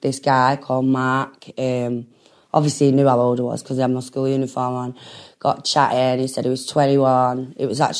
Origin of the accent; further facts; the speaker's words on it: Manchester, North West England, United Kingdom; also born or lived in Dún Laoghaire, Dublin, Ireland; even though I was from Clayton, I never chilled in Clayton